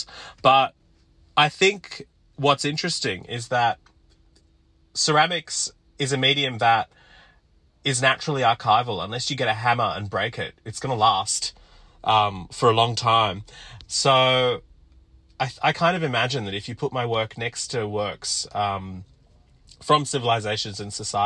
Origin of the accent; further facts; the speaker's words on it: Sydney, New South Wales, Australia; also born or lived in Sri Lanka / Ashfield, Sydney; we moved to Auburn in Western Sydney, and that's where I grew up